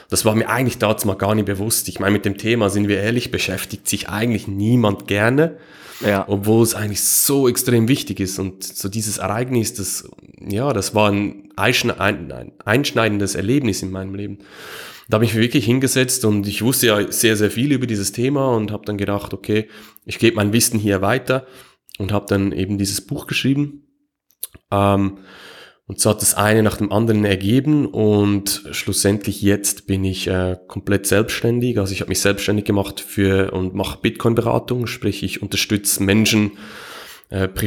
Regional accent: Switzerland; Ähm, ähm, wie, ihr es wahrscheinlich hört, ich komme aus der Schweiz.

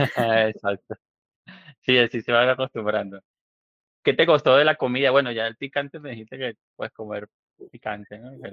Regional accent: Venezuela; also born or lived in Medellín, Colombia (family); now in Mexico; yo soy venezolano, pero yo, mi familia es colombiana, de Medellín, toda mi familia es de Medellín y fui criado como, como colombiano

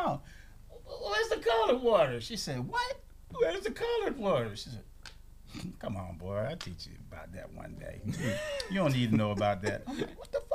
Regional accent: Kissimmee, Florida, United States; I grew up in Kissimmee, saw cows and horses and shit.

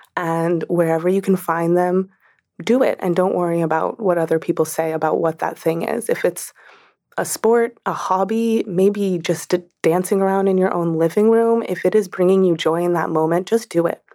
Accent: New York, United States; especially as a New Yorker, especially as a woman New Yorker

